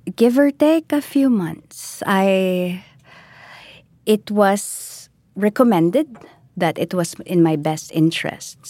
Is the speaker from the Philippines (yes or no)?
yes; Philippines; I am Filipino.